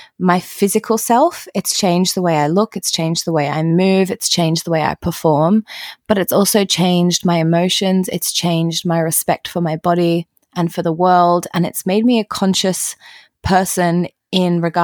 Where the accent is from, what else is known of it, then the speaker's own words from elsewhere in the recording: Australia; growing up in Australia